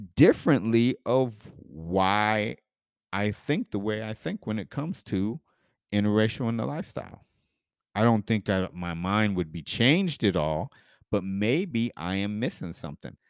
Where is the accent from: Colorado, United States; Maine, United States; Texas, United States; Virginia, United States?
Colorado, United States; Denver; as a kid growing up in Denver where I was the only black kid in my elementary school.